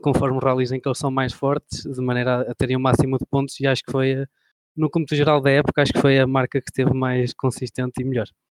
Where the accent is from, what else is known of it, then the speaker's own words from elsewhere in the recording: near Bragança District, Portugal; no Distrito de Bragança, que passava perto da minha terra